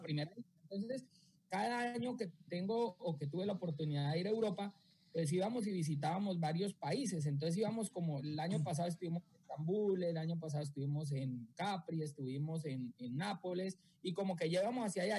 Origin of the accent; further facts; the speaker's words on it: Bucaramanga, Santander, Colombia; mi tierra en Bucaramanga